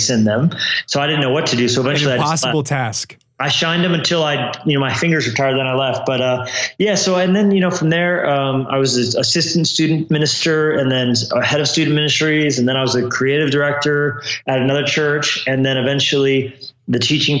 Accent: Colorado, United States; also born or lived in New Mexico / California; now in Montana, United States; I grew up in Colorado originally

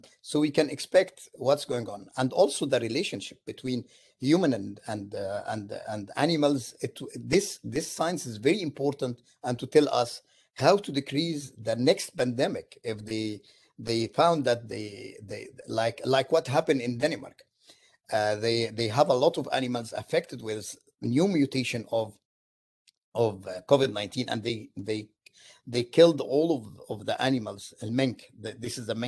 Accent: Egypt; now in Syracuse, United States; I am from Egypt originally.

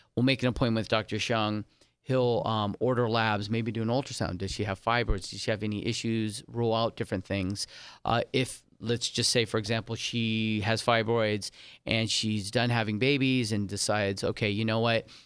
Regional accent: San Diego, California, United States; also born or lived in Saint Martin; now in Las Vegas, United States; I was, um, raised in San Diego, California

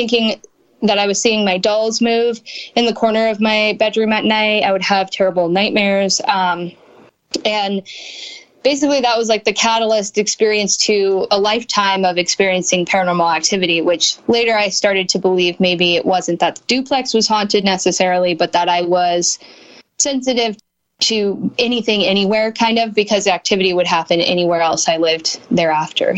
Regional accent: Montana, United States; also born or lived in California; now in Spokane, United States; my family and I moved from California to Montana, which is where I grew up.

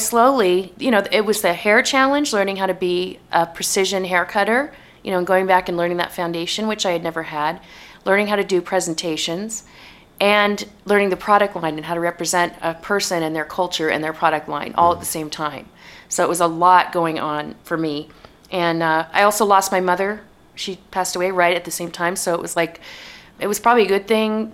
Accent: United States; also born or lived in New York City, United States / Bay Area, United States; I'm American, you know? I'm never going to have a British accent.

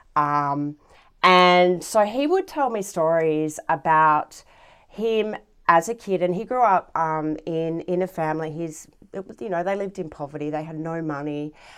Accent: Galston, New South Wales, Australia; I grew up, uh, in a small little suburb in the Hills District, uh, called Galston, which is right next to the Galston Gorge

